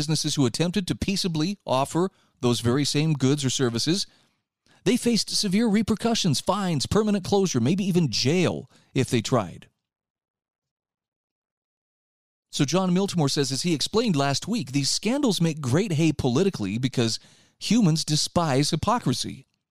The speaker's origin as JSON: {"language": "English", "region": "Utah", "country": "United States", "said": "There's a movement afoot right now in my home state of Utah that I don't disagree with."}